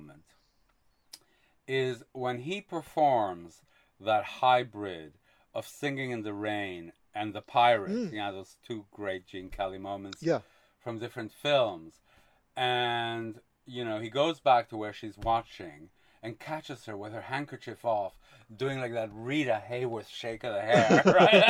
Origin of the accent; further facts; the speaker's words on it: Quebec, Canada; I grew up in Quebec and we watched French television.